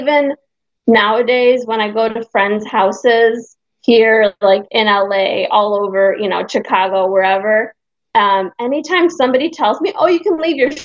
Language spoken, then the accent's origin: English; Hungary; moved away; I'm from Europe. I'm Hungarian